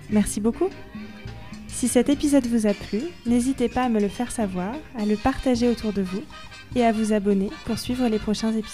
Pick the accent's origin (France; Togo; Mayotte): Togo; Lomé, Maritime; Comme si j'étais chez moi à Lomé, tu vois.